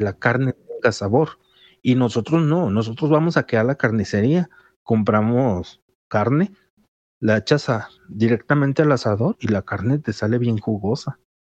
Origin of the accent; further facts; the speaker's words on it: Jalisco, Mexico; los que somos de Jalisco